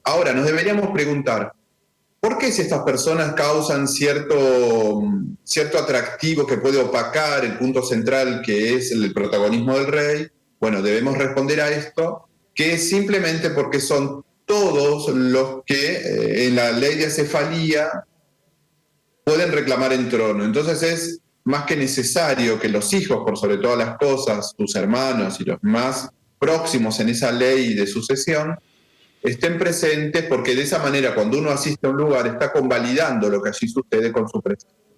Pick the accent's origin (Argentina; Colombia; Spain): Argentina; yo soy argentino